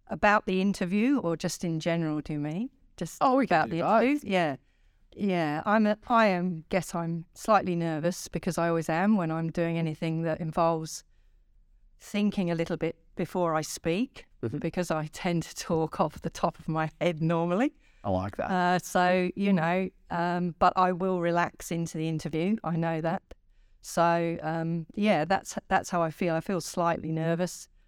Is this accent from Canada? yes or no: no; England, United Kingdom; also born or lived in London / Singapore; I was born in London, so really in the south of England, and uh, shortly after that, my father was posted to Singapore. So I spent uh, the first probably four or five years of my childhood in in Singapore